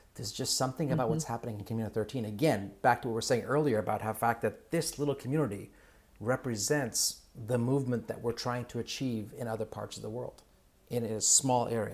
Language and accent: English; Kenya; moved away; I'm originally from Kenya